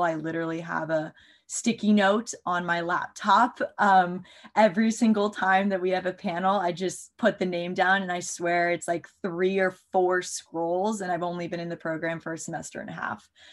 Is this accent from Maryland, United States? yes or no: yes; Maryland, United States; also born or lived in Tennessee; I'm from Maryland, uh, so right outside of the DC